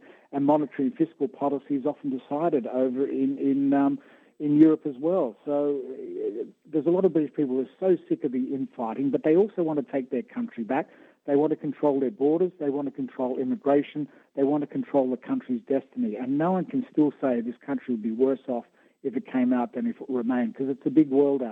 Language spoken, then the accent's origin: English; Australia; now in United Kingdom; being born an Australian